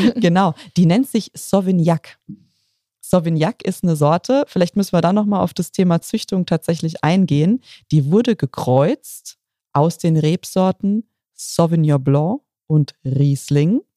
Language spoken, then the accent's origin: German; Bad Dürkheim, Rhineland-Palatinate, Germany; In meiner Heimat, in Bad Dürkheim